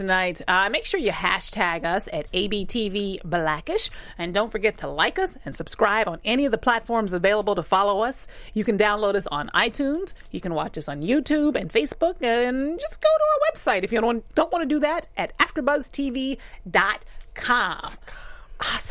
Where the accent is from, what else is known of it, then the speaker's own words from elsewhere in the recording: Alabama, United States; I grew up in Alabama